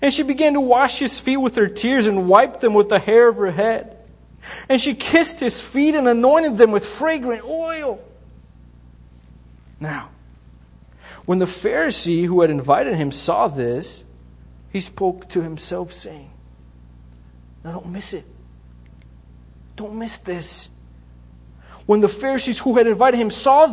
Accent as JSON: {"language": "English", "country": "Bulgaria", "tie": "born or raised there", "also_born_or_lived": "Greece", "moved": "yes", "said": "I grew up in Bulgaria. I was born there. We moved to Greece."}